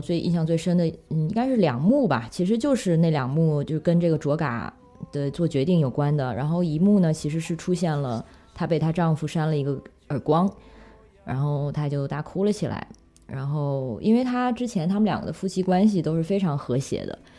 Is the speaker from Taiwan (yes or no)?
no; China; moved away; 作为中国人的身份和，因为在，在国外生活了十几年